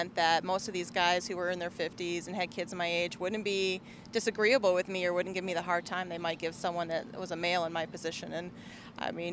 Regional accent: Flint, Michigan, United States; I grew up in Flint

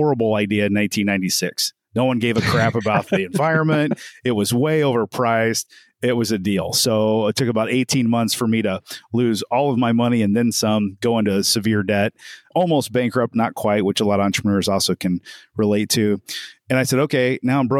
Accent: Evansville, Indiana, United States; I'm from Evansville, Indiana

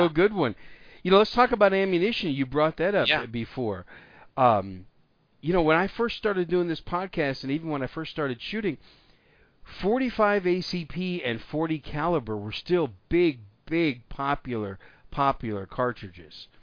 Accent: Wisconsin, United States; My home state of Wisconsin

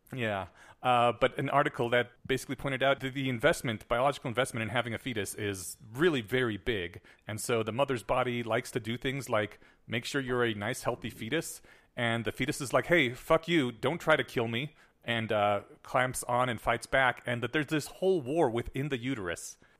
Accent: United States; I was brought up in the American school system

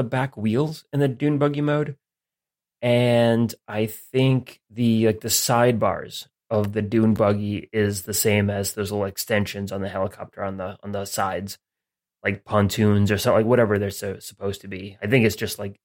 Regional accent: United States; as an American

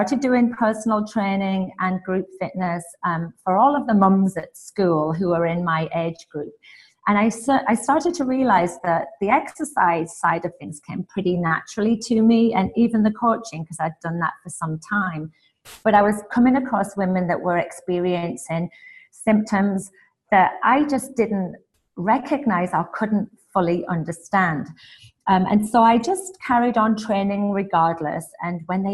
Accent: England, United Kingdom; also born or lived in Canada; now in Houston, United States; I'm originally from England via Canada and now in Houston, just in case the accent confuses anybody.

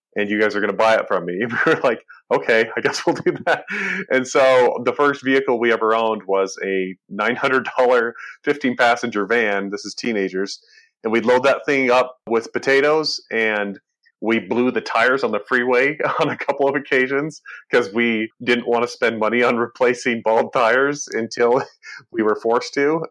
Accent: Burley, Idaho, United States; I was born in Idaho, Burley, Idaho specifically, and grew up working on a potato farm.

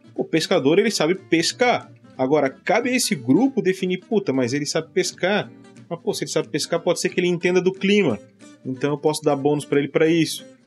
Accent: Florianópolis, Santa Catarina, Brazil; O cara é da minha terra, de Florianópolis

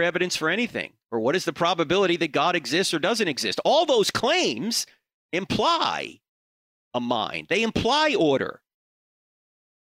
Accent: Charlotte, North Carolina, United States; I'm going to be in Charlotte, North Carolina, which is my hometown

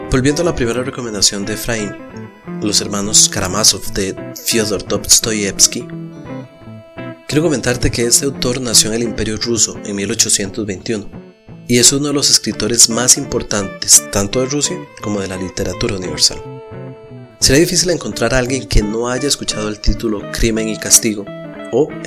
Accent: Costa Rica; para mí, que soy costarricense, es muy importante siempre recomendar literatura nacional.

